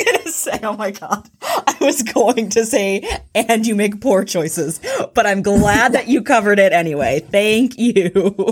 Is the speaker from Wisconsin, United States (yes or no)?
no; Houston, Texas, United States; I'm from Houston